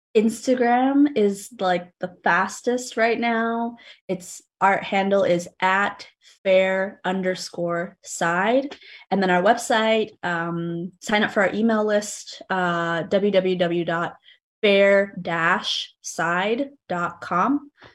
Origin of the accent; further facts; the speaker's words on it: New Haven, Connecticut, United States; When I was growing up in Fairhaven, um, I lived, or I still live about three blocks, three or four blocks away from a rector square.